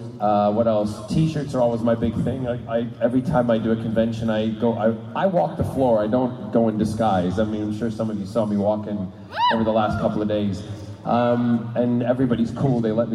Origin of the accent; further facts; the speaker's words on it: United States; also born or lived in United Kingdom; I am British by birth, but I grew up in America